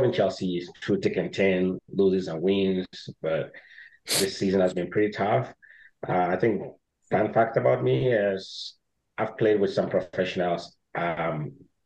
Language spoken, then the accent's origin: English; Ghana; I was born and raised in Ghana